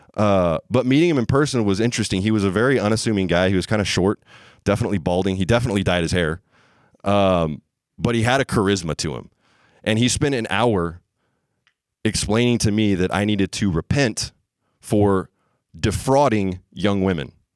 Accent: the Bible Belt, United States; I grew up in the Bible Belt

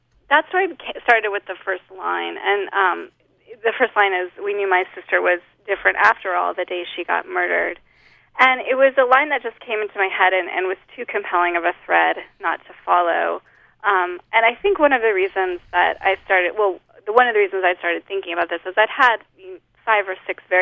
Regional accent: Holladay, Utah, United States; moved away as an adult; also born or lived in Louisiana; now in Lafayette, United States; I grew up in Holiday

